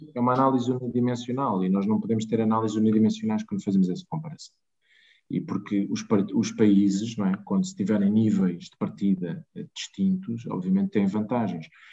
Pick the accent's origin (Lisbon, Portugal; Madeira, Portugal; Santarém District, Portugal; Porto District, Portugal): Lisbon, Portugal; eu sou lisboeta, de Gema